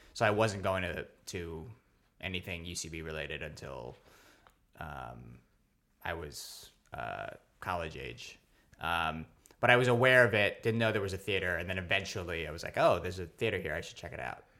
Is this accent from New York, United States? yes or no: yes; New York City, New York, United States; also born or lived in Philippines / Staten Island; I was born in the Philippines, actually, but then I grew up not uh, too far from where we are recording right now. I grew up in Stuyvesant Town.